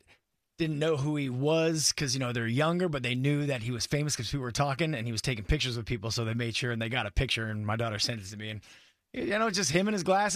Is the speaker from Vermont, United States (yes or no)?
no; California, United States; moved away; growing up in California